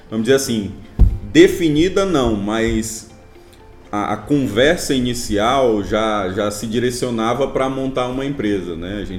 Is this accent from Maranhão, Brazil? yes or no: yes; Imperatriz, Maranhão, Brazil; eu sou engenheiro mecânico, eu sou aqui de Imperatriz mesmo, né?